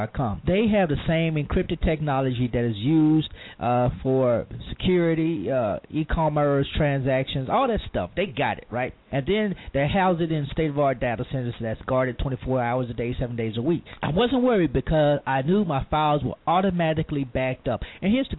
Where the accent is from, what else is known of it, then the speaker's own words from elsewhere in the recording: Louisiana, United States; now in Mississippi, United States; my home state of Louisiana